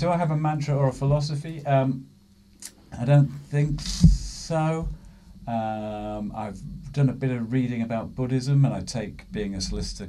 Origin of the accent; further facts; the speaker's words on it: Huddersfield, Yorkshire and the Humber, United Kingdom; now in London, United Kingdom; I'm basically from the north of England, a town called Huddersfield in West Yorkshire.